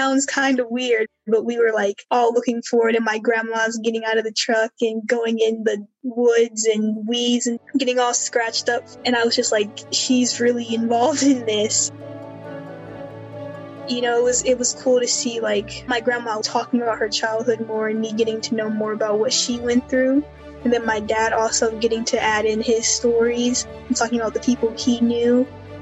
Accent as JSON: {"language": "English", "town": "Amherst", "region": "Virginia", "country": "United States", "said": "I'm a first year. I'm from Amherst, Virginia"}